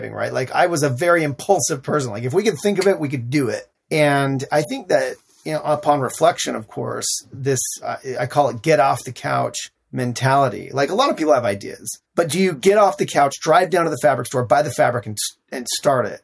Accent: Salt Lake City, Utah, United States; growing up in Salt Lake City, Utah

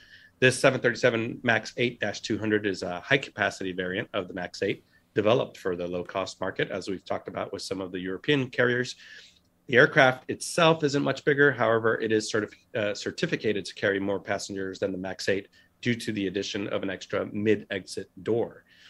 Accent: Puerto Rico; I come from Puerto Rico.

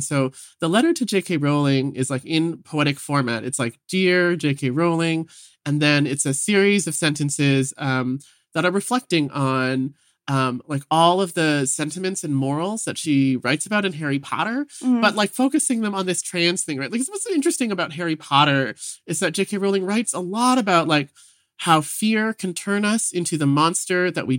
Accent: Vancouver, British Columbia, Canada; You know, I grew up in Vancouver as like a little gay kid.

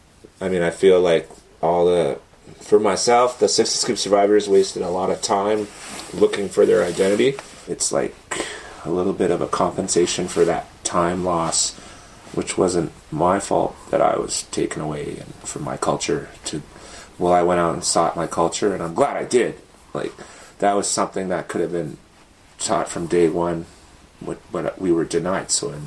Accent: Whitefish Lake, Alberta, Canada; also born or lived in Edmonton; I am originally from Atikamekw, Whitefish Lake, Alberta, born in Edmonton.

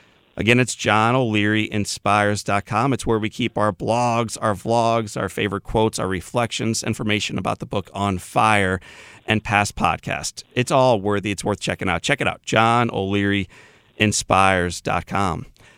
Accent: Missouri, United States; Yep. I'm an East Sider.

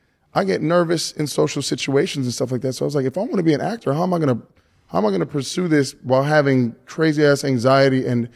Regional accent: the South, United States; Again, I grew up in the South where it's like kind of unacceptable.

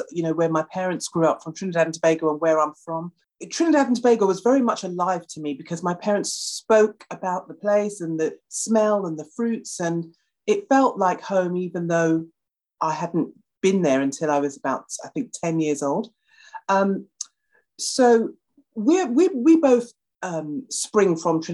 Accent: United Kingdom; being a Brit

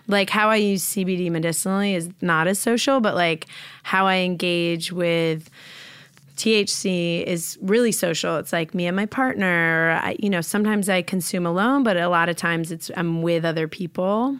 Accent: New York, United States; now in Los Angeles, United States; I'm from New York

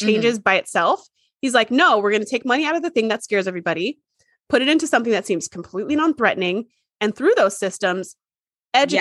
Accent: United States; as an American

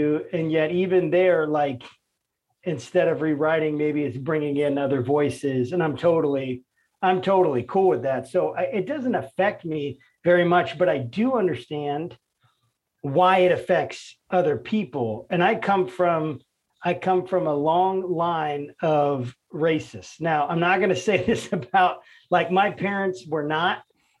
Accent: Northern Virginia, United States; I'm from Virginia. Really? I'm from Nova.

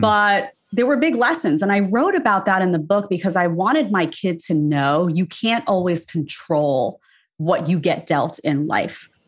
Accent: New York City, New York, United States; I grew up in New York, and that's just, you know, in the city, no less.

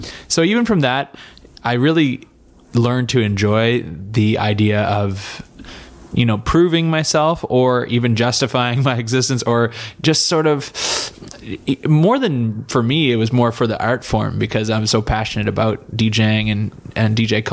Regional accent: Bedford, Nova Scotia, Canada; Come from a smaller town, still not the big town, even out there. I'm from Bedford, Nova Scotia, 20 minutes outside

